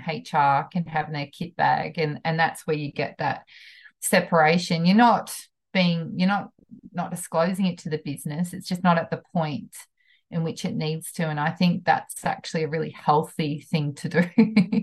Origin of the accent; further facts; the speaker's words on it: New Zealand; moved away; I'm a Kiwi from New Zealand, from a country town